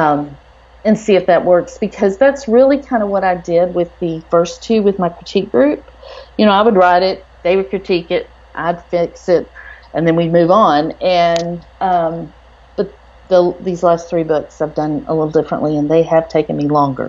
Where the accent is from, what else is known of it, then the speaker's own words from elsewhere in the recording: Texas, United States; I'm from Texas